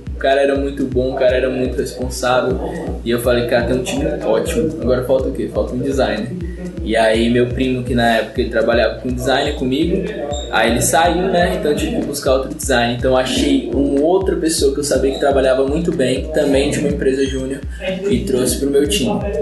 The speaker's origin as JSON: {"language": "Portuguese", "region": "São Paulo", "country": "Brazil", "said": "eu sou de São Paulo"}